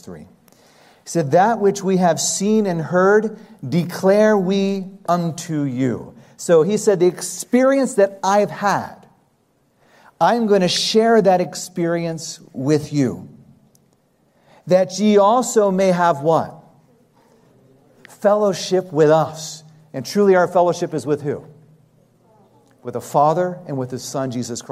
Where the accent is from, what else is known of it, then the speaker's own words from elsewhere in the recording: United States; being raised in the United States